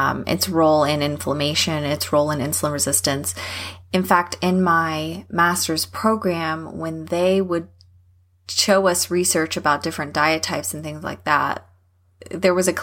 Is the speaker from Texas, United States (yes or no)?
yes; Texas, United States; I'm from Texas